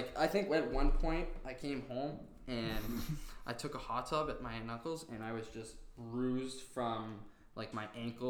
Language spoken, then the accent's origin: English; Ontario, Canada; also born or lived in St. Cloud, Minnesota / Dakota; growing up in Ontario